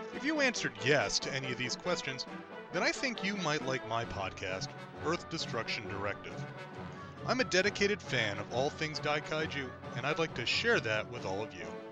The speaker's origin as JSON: {"language": "English", "region": "Midwest", "country": "United States", "said": "we were much nicer in the Midwest"}